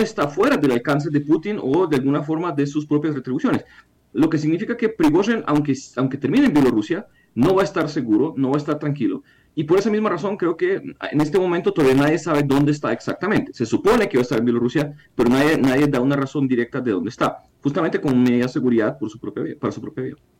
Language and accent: Spanish; Ukraine; siendo ucraniano